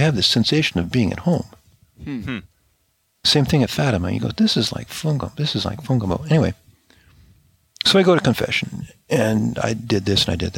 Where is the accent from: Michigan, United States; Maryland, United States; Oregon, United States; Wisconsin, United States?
Oregon, United States; also born or lived in France; now in Oklahoma, United States; I grew up in Oregon.